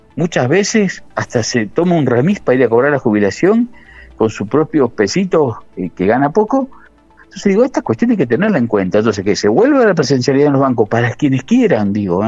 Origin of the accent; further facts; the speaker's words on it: Gálvez, Santa Fe, Argentina; moved away; yo soy oriundo de Galvez, hace unos años que vivo acá